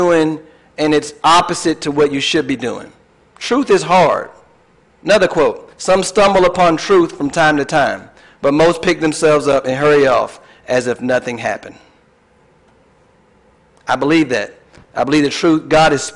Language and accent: English; Tallahassee, Florida, United States; I was born in Tallahassee, Florida, went to high school, went to the Army, got married